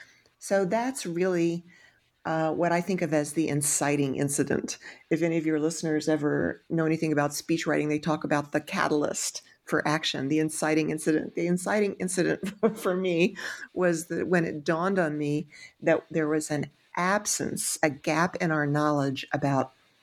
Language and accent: English; Texas, United States; I'm from Texas, and the cities in Texas are quite nice, but they're quite modern.